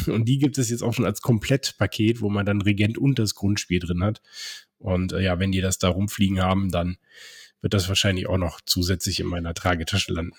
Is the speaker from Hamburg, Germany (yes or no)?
no; Cologne, North Rhine-Westphalia, Germany; moved away; in meine Heimat, ins äh, die schönste Stadt Deutschlands, äh, ins wunderschöne Köln.